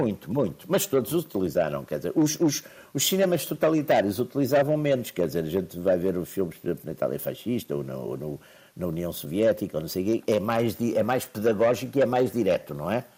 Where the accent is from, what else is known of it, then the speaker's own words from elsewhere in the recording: Porto, Norte, Portugal; Eu sou do Porto